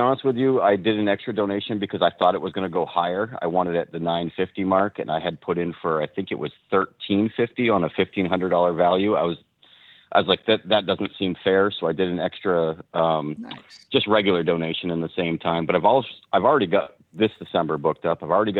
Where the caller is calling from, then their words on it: New Hampshire, United States; Hey, Mike … up in New Hampshire.